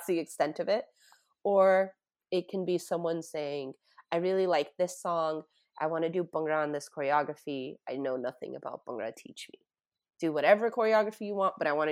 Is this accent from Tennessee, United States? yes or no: no; Tampa, Florida, United States; I grew up in Tampa, Florida